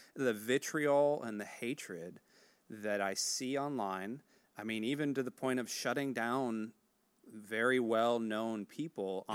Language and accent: English; United States; As an American